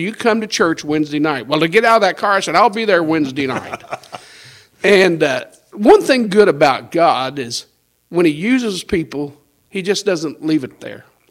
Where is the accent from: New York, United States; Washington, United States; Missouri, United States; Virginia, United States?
Missouri, United States; Dexter; I was born in Dexter, Missouri in 1954